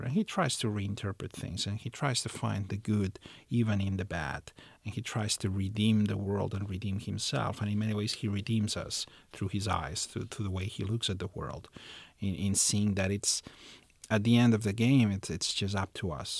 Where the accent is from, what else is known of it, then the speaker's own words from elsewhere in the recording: Barcelona, Catalonia, Spain; I was born in the city of Barcelona. I was raised there. I lived there most of my life. So it's it's it's my hometown